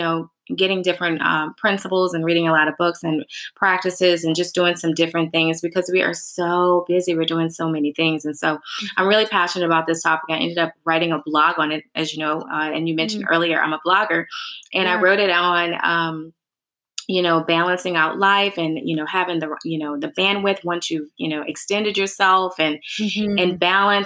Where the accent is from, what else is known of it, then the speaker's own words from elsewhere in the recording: New Orleans, Louisiana, United States; moved away as an adult; now in Texas, United States; we are originally from New Orleans, and New Orleans, Louisiana, but with Hurricane Katrina, we actually moved to Texas